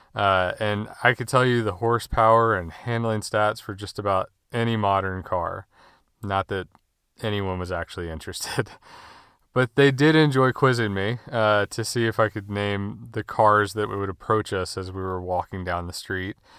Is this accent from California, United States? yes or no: no; Winston-Salem, North Carolina, United States; I was born and raised in Winston-Salem, North Carolina, where I still live.